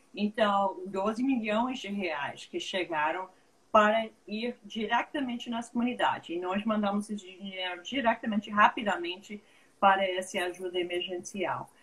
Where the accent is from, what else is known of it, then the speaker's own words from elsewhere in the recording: United States; Portuguese is a second language; moved away as an adult; also born or lived in Brazil; eu sou americana, mas quase brasileira